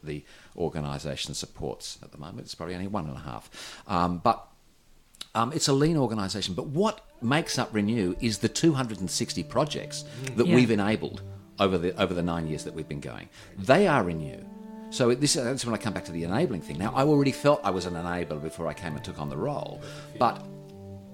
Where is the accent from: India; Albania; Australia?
Australia; Perth, Western Australia; now in Newcastle, Australia; I'm from Western Australia. I know parochialism. I grew up there in the 70s and 80s.